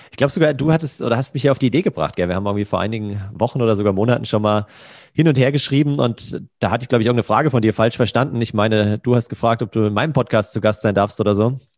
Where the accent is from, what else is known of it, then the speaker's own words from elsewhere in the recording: Hesse, Germany; in einem Restaurant ähm, in der Nähe von Frankfurt, wo ich herkomme.